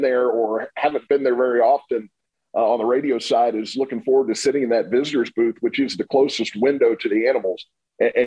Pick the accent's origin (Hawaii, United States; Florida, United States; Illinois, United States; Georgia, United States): Florida, United States; Tampa; I grew up in Tampa